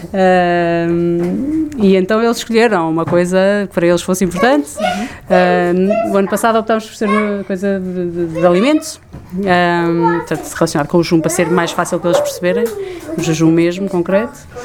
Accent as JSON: {"language": "Portuguese", "town": "Coimbra", "region": "Centro", "country": "Portugal", "moved": "as an adult", "lives_now": "Lisbon, Portugal", "said": "somos de Coimbra e mudámos para cá no início do nosso casamento"}